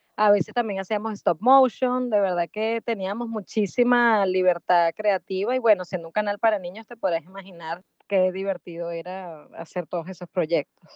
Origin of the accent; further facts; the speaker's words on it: Venezuela; moved away as an adult; also born or lived in Buenos Aires, Argentina; now in Miami, United States; soy venezolana, vivo en Miami desde hace 15 años